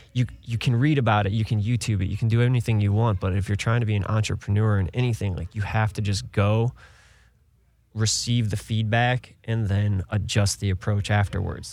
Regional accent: Cleveland, Ohio, United States; moved away; I was born and raised in Ohio, uh, Cleveland area.

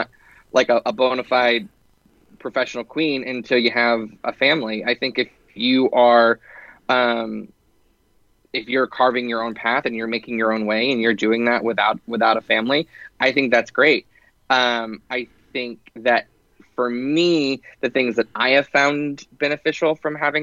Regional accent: Dallas, Texas, United States; moved away; I grew up in Dallas, and whenever I was living there, for a long period of time

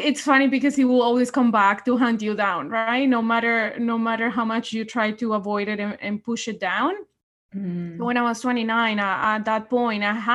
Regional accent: Colombia; English is a second language; now in Canada; I am from Colombia, and I've been in Canada 15 years now. I came in as a refugee 15 years ago.

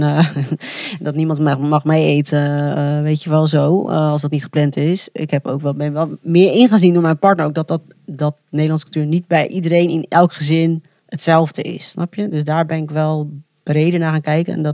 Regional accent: Colombia; now in Netherlands; Dan zeg ik altijd heel trots, zeg Colombiaan. En dan, maar ja, als iemand dan echt begint over, over die cultuur, dan denk ik en ik, oh ja, kak, ik eigenlijk best wel Nederlands.

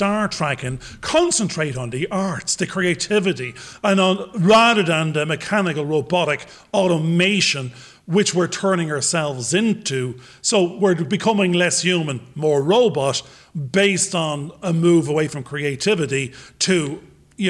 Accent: Ireland; accent: Irish; I'm an Irish paddy, being that I am

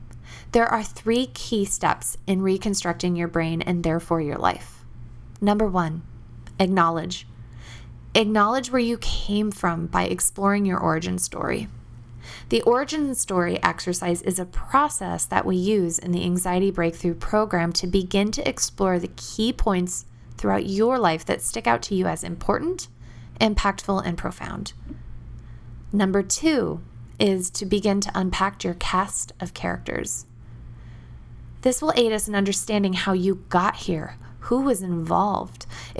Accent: the South, United States; accent: Southern; I had grown up in the South, and my peers thought my Southern accent was funny and teased me.

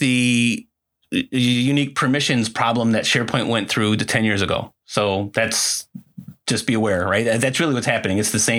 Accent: Chicago, Illinois, United States; I'm Chicagoan

